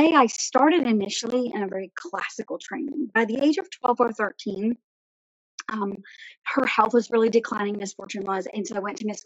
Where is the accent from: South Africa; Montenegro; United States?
United States; Bowling Green, Virginia; I was born just outside of Bowling Green, Virginia, within Caroline County. I grew up there